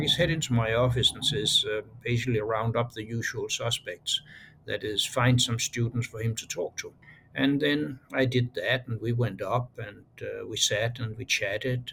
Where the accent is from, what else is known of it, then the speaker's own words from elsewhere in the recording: Aarhus, Central Denmark Region, Denmark; moved away; I was born in Aarhus. It's a town of uh, then about a quarter of a million uh, people.